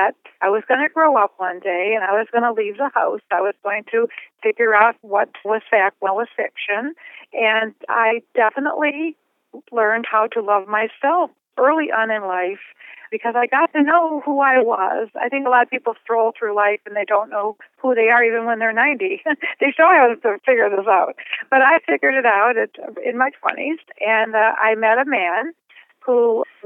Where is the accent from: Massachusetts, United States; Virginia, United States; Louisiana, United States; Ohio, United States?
Ohio, United States; Cleveland; moved away as an adult; I was born in Cleveland, Ohio, and I lived there for 25 years